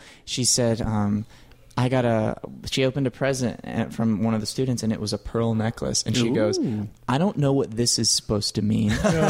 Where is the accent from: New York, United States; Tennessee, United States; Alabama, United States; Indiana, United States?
Alabama, United States; Gulf of Mexico; moved away; I'm from Alabama. I grew up on the Gulf of Mexico me and Clay grew up together, too.